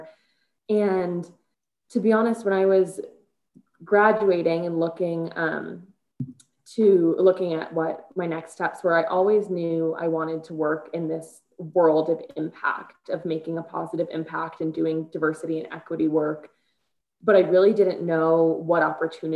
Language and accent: English; Chicago, Illinois, United States; moved away as an adult; now in Colorado, United States; I'm born and raised in Chicago